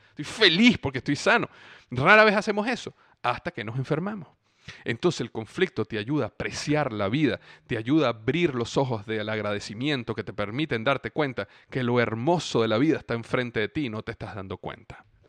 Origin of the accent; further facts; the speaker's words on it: Venezuela; moved away as an adult; also born or lived in Cincinnati / Florida; clima en Venezuela, donde yo crecí